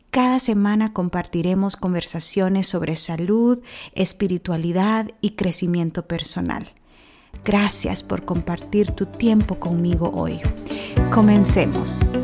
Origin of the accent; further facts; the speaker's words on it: El Salvador; moved away as an adult; Yo soy nacida en El Salvador, y tuve la oportunidad de estudiar allá hasta la universidad.